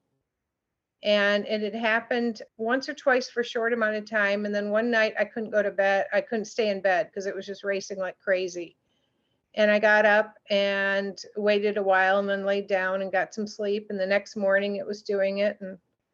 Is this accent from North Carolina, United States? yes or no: no; Grand Rapids, Michigan, United States; moved away as an adult; now in Traverse City, United States; I was born and raised in West Michigan. I am now up in the beautiful area of Traverse City, near that area, but was raised in the Grand Rapids area.